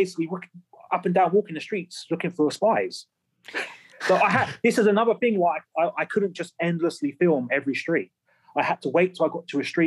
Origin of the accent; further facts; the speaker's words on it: England, United Kingdom; I could be walking around as an English guy